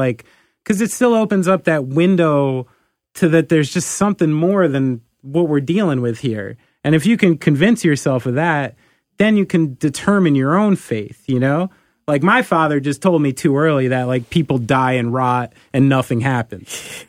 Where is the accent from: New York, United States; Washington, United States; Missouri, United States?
New York, United States; Bronx; I'm from the Bronx.